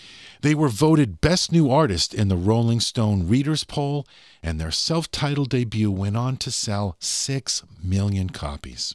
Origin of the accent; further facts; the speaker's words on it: Massachusetts, United States; Growing up in Massachusetts like I did in the 1970s and 80s